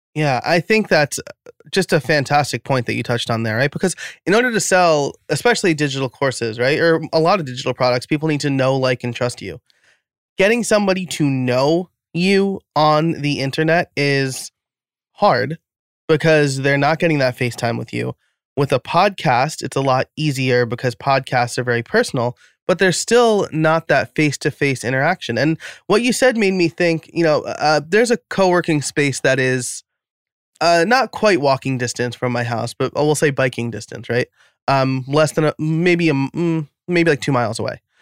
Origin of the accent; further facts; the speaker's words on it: New York, United States; moved away as an adult; now in Philadelphia area, United States; I'm living outside of Philadelphia now. I grew up in New York